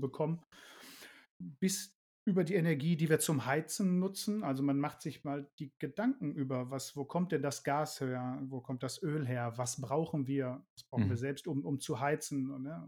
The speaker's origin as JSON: {"language": "German", "area": "Ruhr area", "region": "North Rhine-Westphalia", "country": "Germany", "moved": "as an adult", "said": "wir kommen aus dem Ruhrgebiet. Ja, das merkt man zumindest auch an meiner Schnauze"}